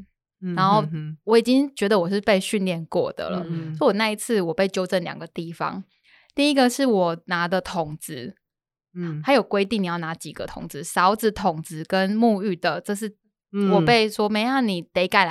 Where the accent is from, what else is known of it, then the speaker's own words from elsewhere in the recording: Jinshan, New Taipei, Taiwan; born there; 这个就是我刚刚说的澡港边澡堂就没有那么有拘束，这是我我出生的地方。